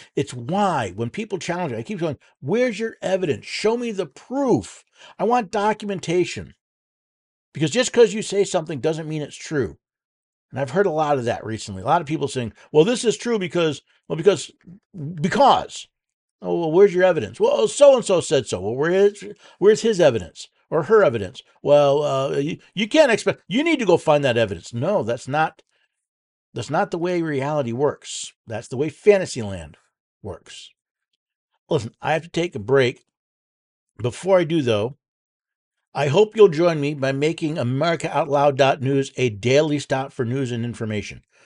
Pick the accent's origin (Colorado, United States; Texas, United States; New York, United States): New York, United States; outside of Albany, upstate; moved away; I was born in New York City, moved upstate when I was ten, outside of Albany